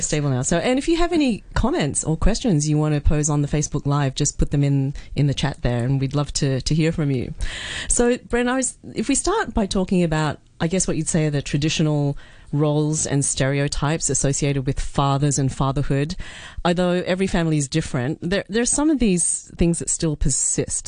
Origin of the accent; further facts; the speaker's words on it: Australia; moved away; when I grew up in Australia